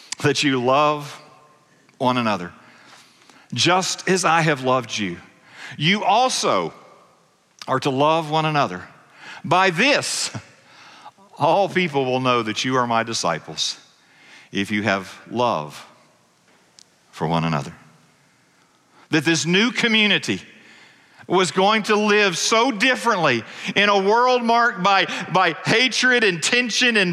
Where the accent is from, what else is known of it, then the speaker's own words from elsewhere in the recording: United States; I was born in America